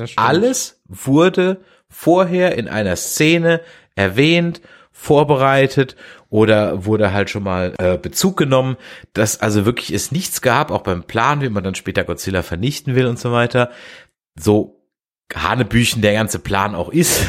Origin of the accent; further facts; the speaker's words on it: Germany; als Deutscher